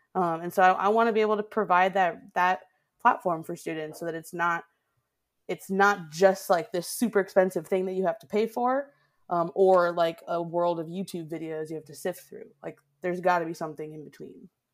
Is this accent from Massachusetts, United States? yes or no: yes; Boston, Massachusetts, United States; moved away as an adult; also born or lived in Oakland, California; now in Wisconsin, United States; my hometown of Boston